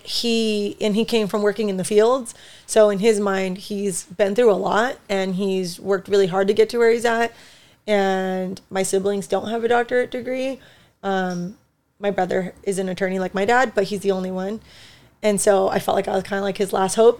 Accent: United States; so I'm Mexican. I was born in the United States, though, so Mexican American, more Chicana

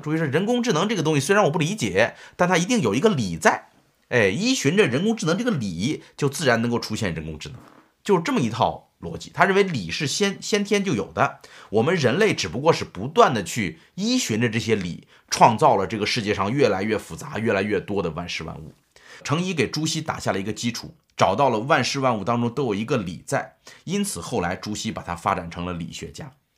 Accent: Shaanxi, China; 张载是我们陕西人

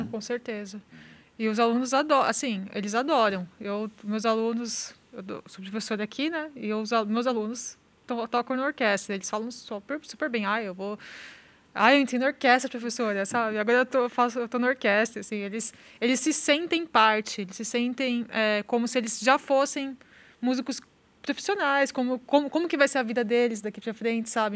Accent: São Paulo, Brazil; moved away as an adult; now in Santa Maria, Brazil; eu sou de São Paulo, estudei em São Paulo

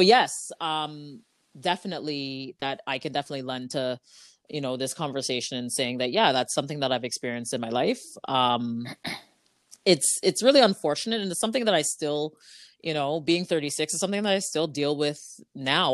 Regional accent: Ajax, Ontario, Canada; I grew up in Ajax

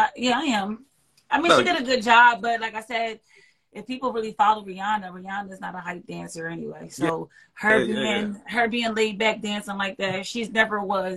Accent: Camden, New Jersey, United States; I'm from Camden, New Jersey. I'm from Camden, New Jersey.

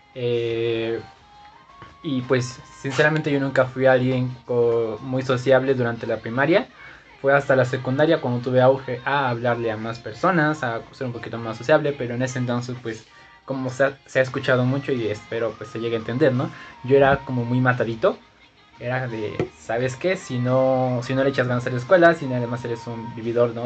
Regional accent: Zumpango, State of Mexico, Mexico; Yo nací en el Estado de México, en Zumpango, San Sebastián

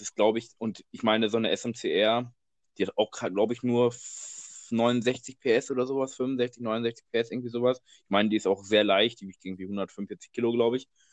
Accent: Dortmund, North Rhine-Westphalia, Germany; wir kommen ja aus Dortmund

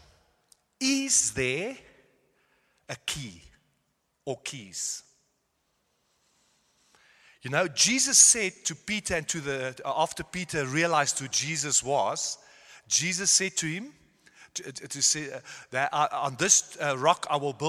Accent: South Africa; moved away as an adult; also born or lived in Netherlands; now in Germany; And I was born in South Africa, gone to Afrikaans school

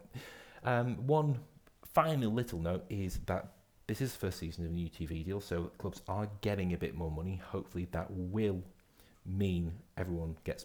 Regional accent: Scotland, United Kingdom; as a Scotsman

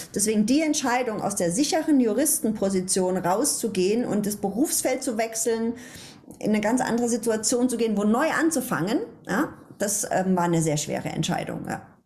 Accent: Ludwigshafen, Rhineland-Palatinate, Germany; Ich komme ja aus Ludwigshafen

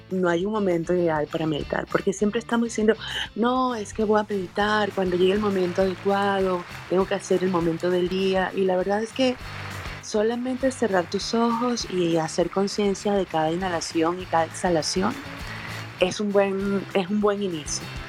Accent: Venezuela; now in Mexico; Yo estoy en México, soy venezolana, pero vivo en México

